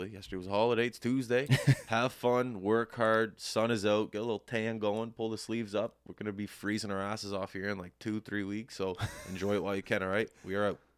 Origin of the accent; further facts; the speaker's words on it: Canada; It's my due diligence as a Canadian to watch.